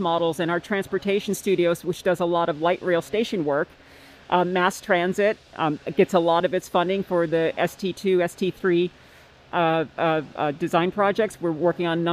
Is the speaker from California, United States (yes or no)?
no; Northeast Pennsylvania, United States; moved away as an adult; also born or lived in Maryland, United States; now in Seattle, United States; I'm a native from Northeast Pennsylvania